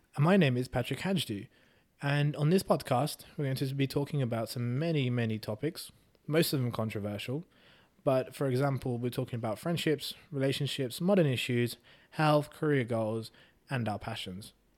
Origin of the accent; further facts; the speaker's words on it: England, United Kingdom; also born or lived in Hungary; I moved to England when I was four